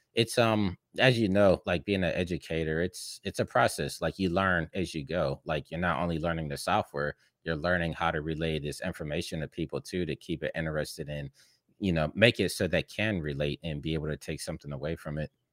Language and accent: English; Pittsburgh, Pennsylvania, United States; moved away as an adult; now in Los Angeles, United States; I'm from Pittsburgh, you know, in the Midwest of the United States